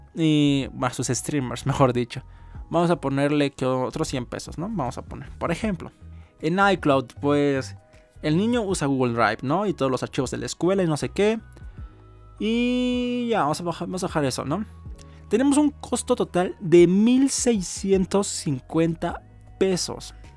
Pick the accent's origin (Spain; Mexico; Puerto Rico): Mexico; uno como mexicano, que es mi caso